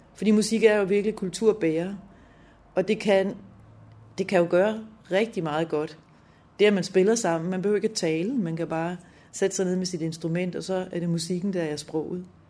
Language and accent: Danish; Lolland, Zealand, Denmark; moved away as an adult; also born or lived in Helsingør / Copenhagen / Aalborg; Jeg er født i Helsingør i 66, og opvokset på Lolland